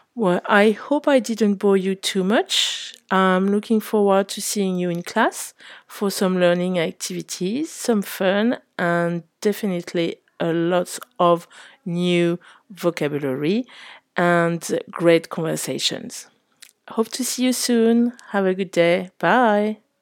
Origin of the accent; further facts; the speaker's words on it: Paris, Île-de-France, France; accent: French; English is a second language; moved away as an adult; also born or lived in French Alps; now in Saint-Rémy-de-Provence, France; So I'm from Paris, where I grew up and studied, and where I had my first job in communication